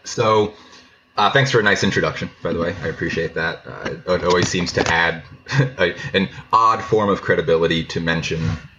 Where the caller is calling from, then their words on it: Carpinteria, California, United States; I'm in Carpinteria, just outside of Santa Barbara, California right now.